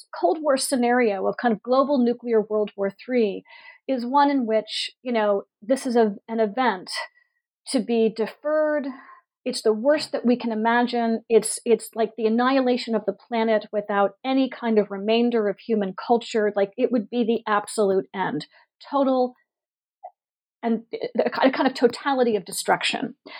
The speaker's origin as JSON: {"language": "English", "town": "Pittsburgh", "region": "Pennsylvania", "country": "United States", "tie": "born or raised there", "said": "I grew up in Pittsburgh, Pennsylvania. I presumed we were a targeted city"}